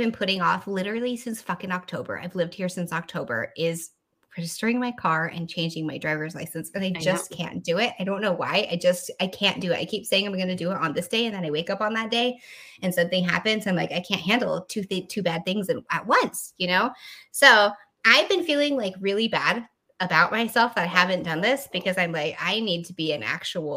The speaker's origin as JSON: {"language": "English", "region": "Texas", "country": "United States", "tie": "born or raised there", "said": "This is the place that I grew up"}